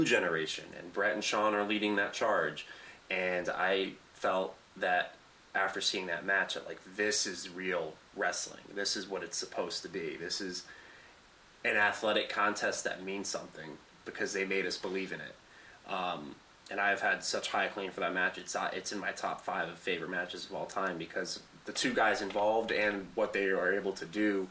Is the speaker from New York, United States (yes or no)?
no; Connecticut, United States; growing up in Connecticut, Northeast